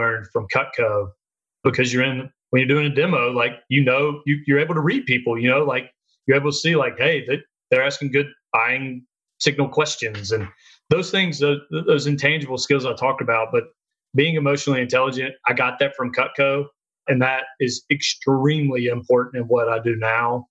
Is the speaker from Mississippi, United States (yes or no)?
yes; Jackson, Mississippi, United States; I'm from Mississippi, I'm from Jackson